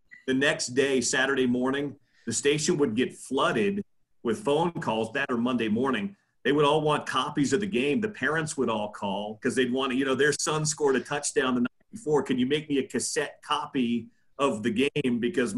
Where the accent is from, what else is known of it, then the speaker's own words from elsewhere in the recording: Midwest, United States; We're not from this area. We're both from the Midwest.